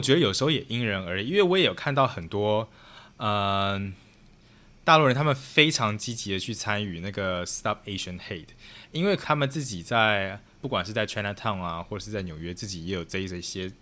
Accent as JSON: {"language": "Chinese", "country": "Taiwan", "also_born_or_lived": "Chicago, United States", "moved": "yes", "lives_now": "New York, United States", "said": "我是从台湾来的"}